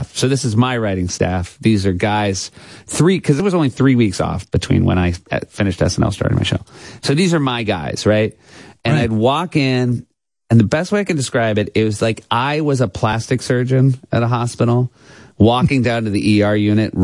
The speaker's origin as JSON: {"language": "English", "region": "New Hampshire", "country": "United States", "tie": "born or raised there", "moved": "yes", "lives_now": "New York, United States", "said": "I grew up in New Hampshire"}